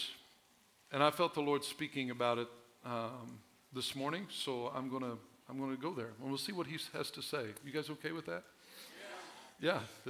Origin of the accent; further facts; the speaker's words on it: Southern Illinois, United States; I was born and raised in Southern Illinois